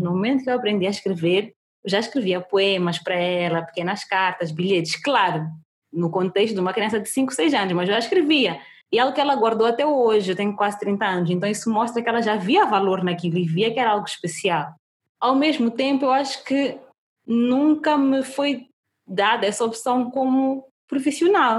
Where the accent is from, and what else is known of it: Mozambique